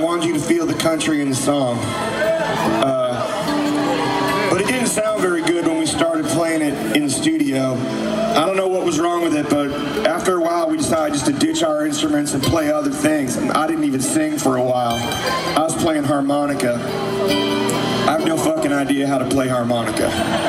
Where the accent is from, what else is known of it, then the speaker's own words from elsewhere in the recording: Maryland, United States; born there; also born or lived in Boston / El Paso / California; I grew up all over the country. I was born in Maryland, and we moved up to Boston after a bit.